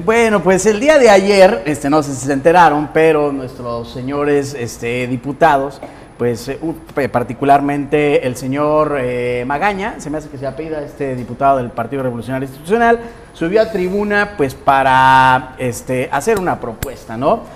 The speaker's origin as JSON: {"language": "Spanish", "town": "Guadalajara", "region": "Jalisco", "country": "Mexico", "moved": "yes", "lives_now": "Colima, Mexico", "said": "yo soy de Guadalajara y en Jalisco"}